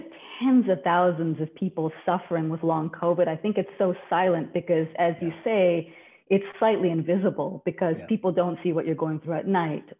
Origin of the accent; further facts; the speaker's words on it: Canada; now in New York, United States; I've been in New York long enough now, so I've lost a little bit of the Canadian, but I'm still Canadian at heart.